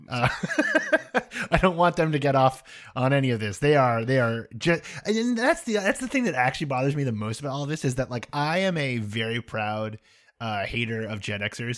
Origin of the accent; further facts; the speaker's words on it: United States; I'm American